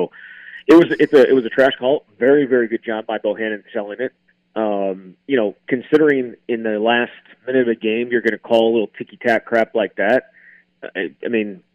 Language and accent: English; Wisconsin, United States; I'm from Wisconsin